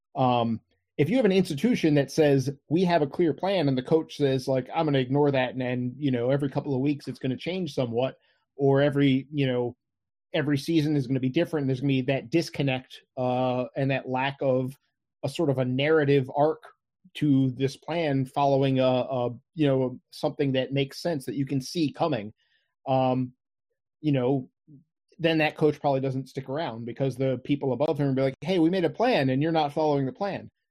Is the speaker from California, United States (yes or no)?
no; Crofton, Maryland, United States; I've lived here all my life. You know, I, I grew up in Crofton